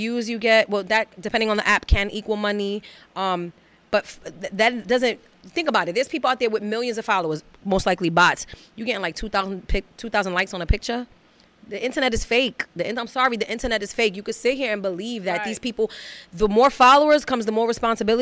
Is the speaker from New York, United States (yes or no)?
yes; New York City, New York, United States; a woman born and raised in Bed-Stuy, Brooklyn